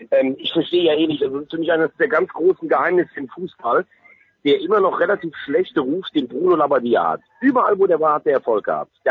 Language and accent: German; Rhineland, Germany; Nein, ich bin Rheinländer, bin 70 Kilometer südlich von Köln geboren